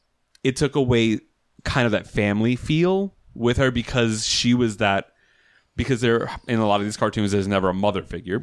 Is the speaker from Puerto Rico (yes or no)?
yes; Puerto Rico; We were trying to be the affluent Puerto Ricans